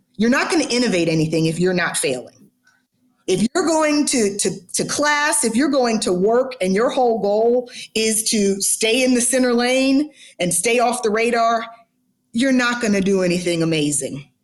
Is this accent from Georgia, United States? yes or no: yes; Atlanta, Georgia, United States; I'm born and raised in Atlanta